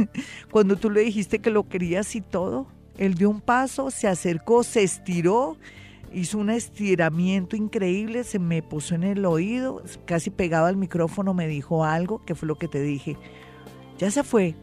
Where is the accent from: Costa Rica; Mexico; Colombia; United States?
Colombia